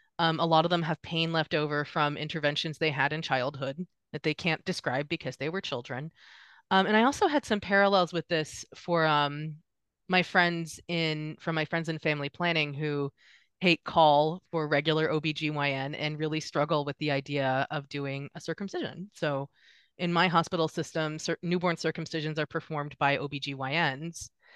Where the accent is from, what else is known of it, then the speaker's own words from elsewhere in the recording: Nashville, Tennessee, United States; So I'm from Nashville, so I will be staying with my parents for the conference, and I'm so excited about it. You will notice my distinct lack of Tennessee accent.